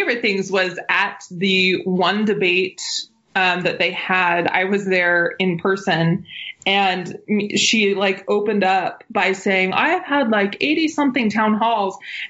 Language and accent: English; Utah, United States; also born or lived in Provo / New York City; Well, no, because 2 weeks after my birth, they moved to New York City. So I lived in New York for a little while. Then we moved back to Utah.